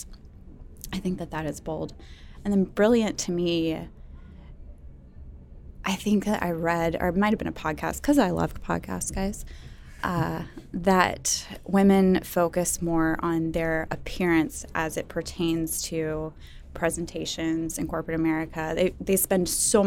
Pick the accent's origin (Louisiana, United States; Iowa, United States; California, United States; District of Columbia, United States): Louisiana, United States; New Orleans; now in Atlanta, United States; I'm from the South, I'm from New Orleans